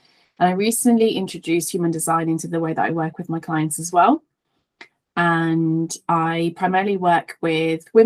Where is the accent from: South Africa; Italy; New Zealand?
Italy; accent: Italian; now in Leighton Buzzard, United Kingdom; I'm Italian, so if you hear like a bit of a twang and you can't place, you know, what my accent is, I'm originally from Italy, but I now live in the UK